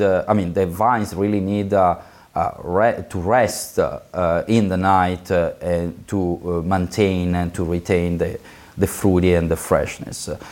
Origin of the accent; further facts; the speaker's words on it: Florence, Tuscany, Italy; I was born in Florence